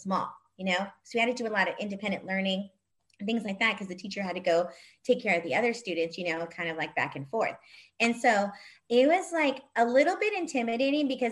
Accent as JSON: {"language": "English", "town": "El Monte", "region": "California", "country": "United States", "tie": "born or raised there", "said": "I grew up in El Monte"}